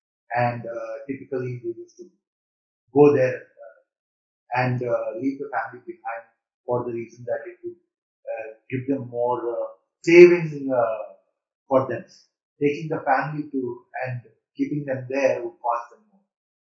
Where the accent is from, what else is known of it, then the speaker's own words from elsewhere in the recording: Hyderabad, Telangana, India; I consider myself as a Hyderabad because I was born and I was raised in Hyderabad, though my parents migrated from Iran.